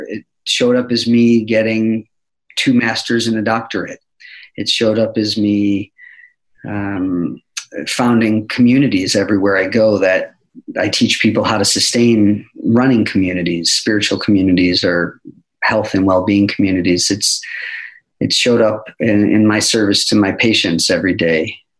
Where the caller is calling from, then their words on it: Boise, Idaho, United States; I'm checking in from pretty sunny Boise, Idaho.